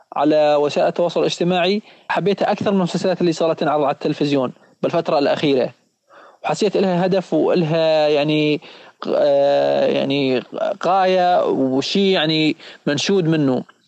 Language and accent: Arabic; Syria; also born or lived in Lebanon; احنا كسوريين